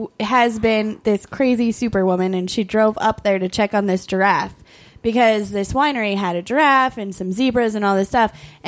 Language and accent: English; Ireland; As an Irish person